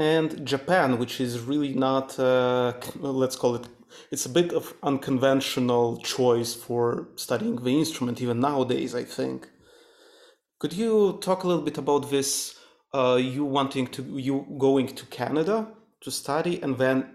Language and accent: English; Moldova; moved away; was born and grew up in a small country, Eastern European country, Moldova